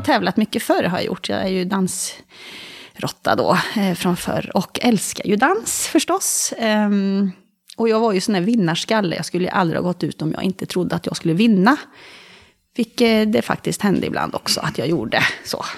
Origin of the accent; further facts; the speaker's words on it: Karlskoga, Örebro County, Sweden; moved away as an adult; now in Bohuslän, Sweden; jag är från Karlskoga. Där jag har kvar min mamma och några, två av mina syskon.